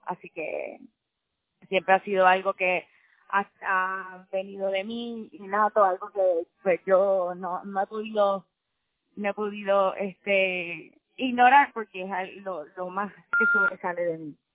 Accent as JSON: {"language": "Spanish", "country": "Puerto Rico", "also_born_or_lived": "New York", "moved": "as an adult", "said": "como puertorriqueños vivimos en una isla"}